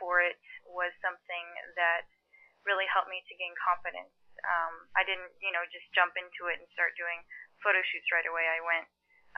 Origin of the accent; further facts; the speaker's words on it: Houston, Texas, United States; first language Mandarin; moved away as an adult; now in Los Angeles, United States; I grew up in Houston, Texas